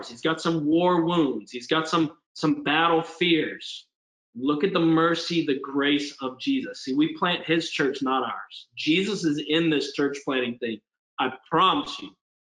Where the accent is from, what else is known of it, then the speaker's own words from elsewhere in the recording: Spartanburg, South Carolina, United States; moved away as an adult; also born or lived in New Orleans, Louisiana; now in Pittsburgh, United States; I'm up in Spartanburg and end up, cruising through high school